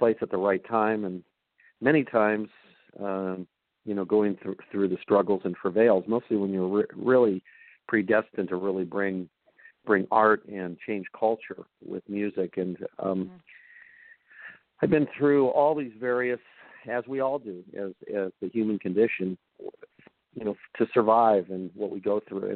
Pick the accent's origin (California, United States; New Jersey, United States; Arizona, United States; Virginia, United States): California, United States; Southern; growing up in Southern California